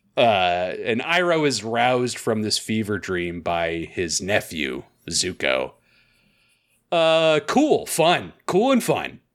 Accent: United States; as an American

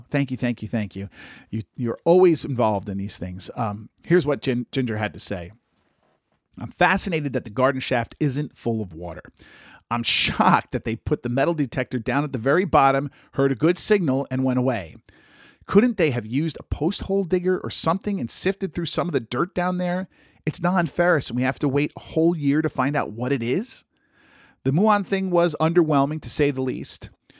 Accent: New England, United States; I grew up on the New England seacoast, and I never found any undocumented stone roads or a Templar cross on the beach.

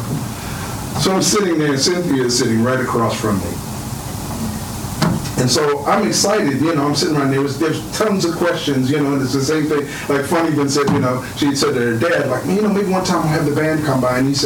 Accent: Philadelphia, Pennsylvania, United States; I'm from Philadelphia, and I played around with all the Philadelphia cats

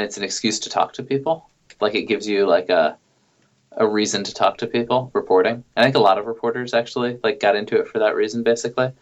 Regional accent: New York, United States; moved away as an adult; also born or lived in Indianapolis; I grew up in New York

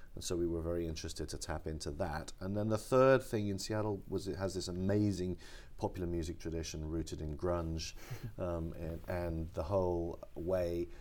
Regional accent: London, United Kingdom; now in Los Angeles, United States; I grew up in London

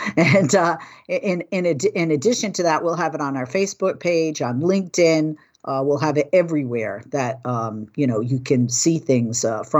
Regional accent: Northeast, United States; also born or lived in New York; I grew up in the Northeast

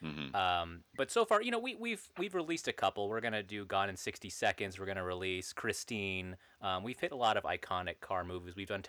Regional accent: Alaska, United States; Since we're all from Alaska

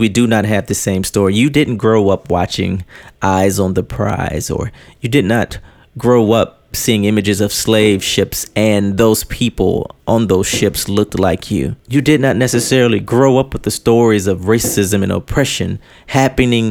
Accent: United States; I am proud to be an American. That's all I've known my entire life. This is where I was born.

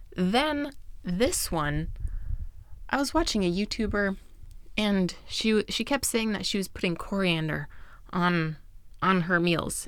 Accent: United States; I'm American

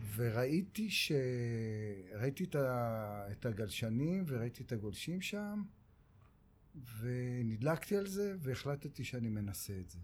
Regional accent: Tel Aviv, Tel Aviv District, Israel; also born or lived in Kiryat Shalom, south Tel Aviv; אני בבבלי גדלתי. אה. אני נולדתי בדרום תל אביב, בשכונה הארדקור אה. שנקראת קריית שלום

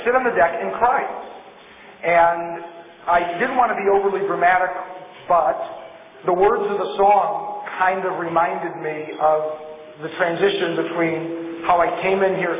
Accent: Los Angeles, California, United States; I grew up in the Fairfax area. I grew up in Los Angeles.

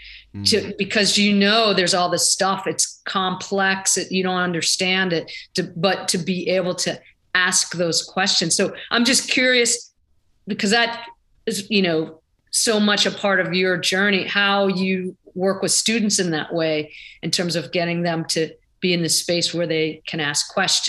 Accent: Pittsburgh, Pennsylvania, United States; moved away; I came from Pittsburgh area

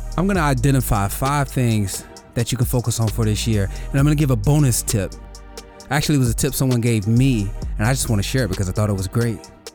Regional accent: the South, United States; I grew up in the South

